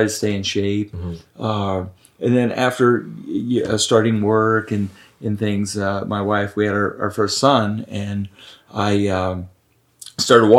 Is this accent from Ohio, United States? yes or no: yes; Marietta, Ohio, United States; I grew up in Marietta